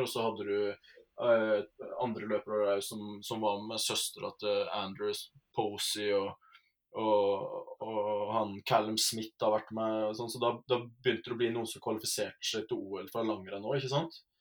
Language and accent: Norwegian; Rauland, Telemark, Norway; jeg er fra Telemark, fra Rauland i Vinje